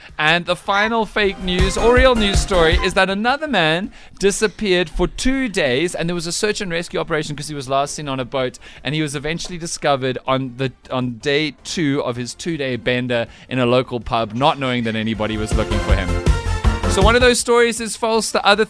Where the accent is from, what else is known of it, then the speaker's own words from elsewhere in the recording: Scotland, United Kingdom; We're Scottish.